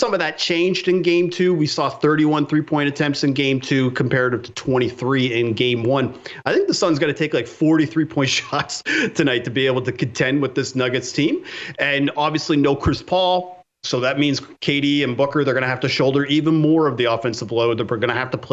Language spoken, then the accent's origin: English; Canada; I grew up in Canada. My entire family was Montreal Canadiens fans